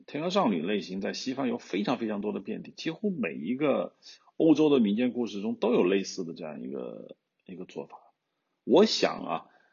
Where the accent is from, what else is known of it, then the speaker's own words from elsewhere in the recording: China; 我们中国人有句老话，好死不如赖活着